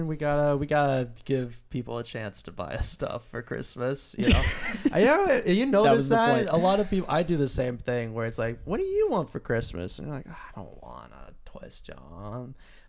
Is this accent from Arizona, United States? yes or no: no; Pennsylvania, United States; moved away; I'm from Pennsylvania.